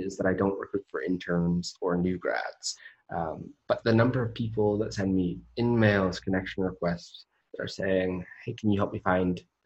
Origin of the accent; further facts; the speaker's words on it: Menlo Park, California, United States; moved away as an adult; now in Austin, Texas, United States; I grew up in Menlo Park with Facebook